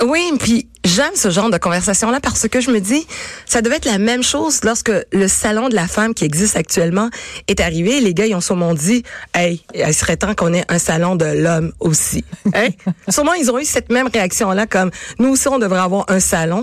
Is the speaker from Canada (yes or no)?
yes; Quebec, Canada; je suis née ici au Québec